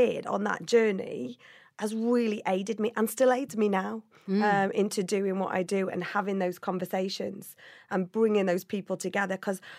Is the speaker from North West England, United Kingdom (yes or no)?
yes; Liverpool, North West England, United Kingdom; born there; I was born in Liverpool, but I was made in the Royal Navy.